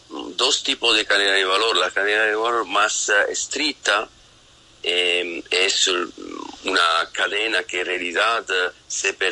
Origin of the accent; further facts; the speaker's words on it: Italy; Eso es un tema que nosotros latinos, yo soy italiano, todavía no lo tenemos oh, em, trabajado mucho